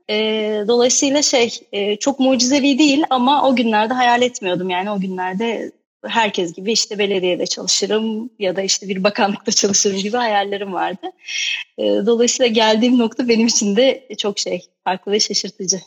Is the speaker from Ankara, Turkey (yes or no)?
yes; Ayaş, Ankara, Turkey; ben aslında şey Ankara Ayaşlıyım